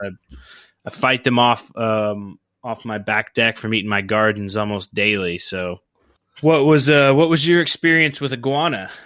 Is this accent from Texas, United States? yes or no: no; Oklahoma, United States; I grew up in Oklahoma